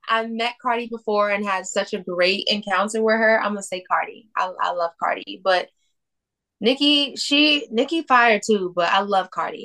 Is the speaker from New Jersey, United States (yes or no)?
yes; New Jersey, United States